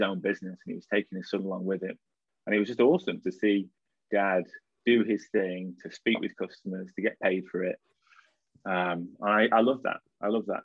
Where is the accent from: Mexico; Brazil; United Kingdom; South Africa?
United Kingdom; Blackpool, North West England; also born or lived in Liverpool; I grew up in Blackpool, and for anyone that doesn't know, that's the northwest of England